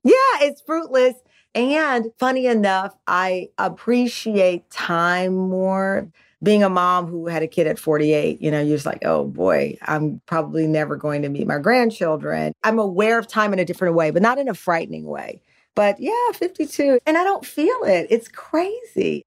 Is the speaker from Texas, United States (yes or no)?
yes; Texas, United States; we're from Texas